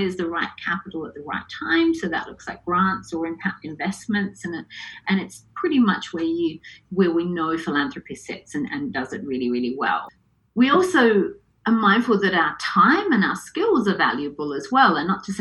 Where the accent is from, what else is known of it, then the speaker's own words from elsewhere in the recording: Adelaide, South Australia, Australia; moved away as an adult; also born or lived in Hong Kong / London; I was brought up in Adelaide fairly conventionally